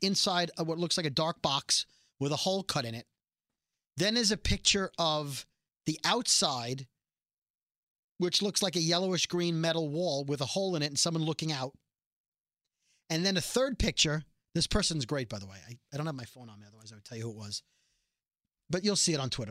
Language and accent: English; New York City, New York, United States; we're both from Brooklyn